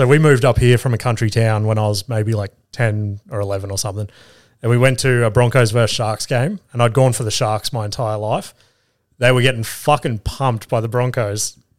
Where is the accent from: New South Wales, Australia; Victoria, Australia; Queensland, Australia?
Queensland, Australia; I was born in Queensland